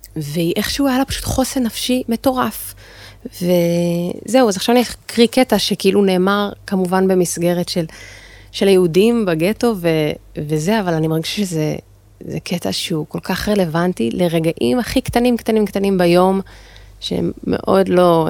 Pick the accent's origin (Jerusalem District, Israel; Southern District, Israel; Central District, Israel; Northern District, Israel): Jerusalem District, Israel; Jerusalem; במקור אני מירושלים, וגדלתי להורים אה, דתיים